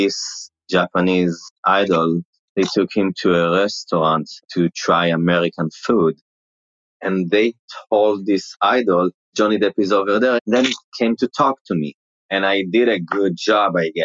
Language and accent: English; Israel; accent: Israeli; first language Hebrew; English is a second language; moved away; My accent is like because of the Israeli language. So I have the accent